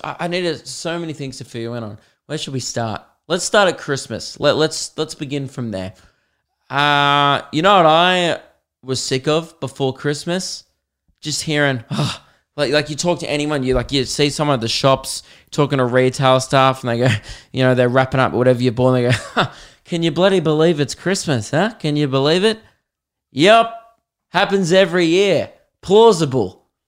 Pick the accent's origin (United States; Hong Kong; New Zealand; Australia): Australia; being Australian